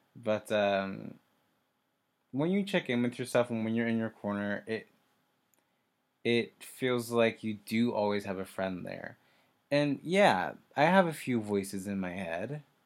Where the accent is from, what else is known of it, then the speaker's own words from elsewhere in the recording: Kansas, United States; moved away as an adult; I'm from Kansas. I moved here in January